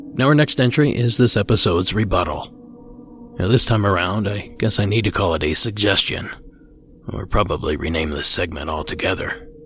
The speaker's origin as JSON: {"language": "English", "region": "Ohio", "country": "United States", "tie": "born or raised there", "said": "my home state of Ohio"}